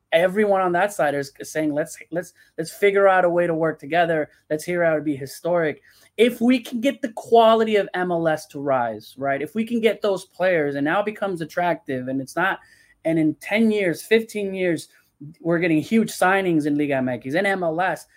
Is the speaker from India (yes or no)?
no; León, Guanajuato, Mexico; Leon my team my hometown team